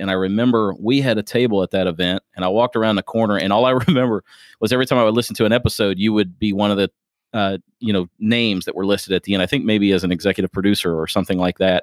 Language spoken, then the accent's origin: English; Springfield, Ohio, United States; now in Louisville, United States; I'm originally from Springfield, Ohio. I'm a transplant